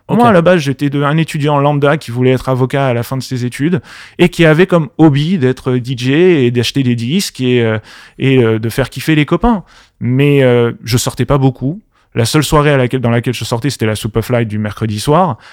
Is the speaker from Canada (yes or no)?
no; Paris, Île-de-France, France; also born or lived in Marseille; À la base, je suis parisien. Je suis du Paris Paris 15e.